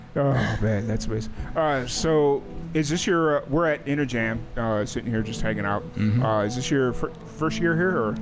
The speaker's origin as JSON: {"language": "English", "town": "Chicago", "region": "Illinois", "country": "United States", "tie": "born or raised there", "moved": "yes", "lives_now": "Dallas, United States", "said": "I grew up in South Chicago."}